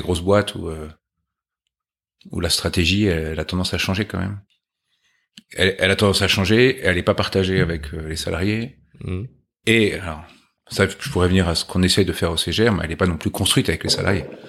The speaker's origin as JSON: {"language": "French", "town": "Chatou", "region": "Île-de-France", "country": "France", "tie": "born or raised there", "said": "Alors, moi, j'ai grandi en région parisienne."}